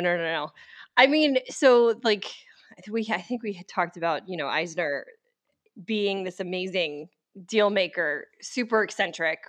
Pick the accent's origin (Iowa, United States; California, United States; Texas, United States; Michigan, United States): Texas, United States; Dallas; moved away; I'm from Dallas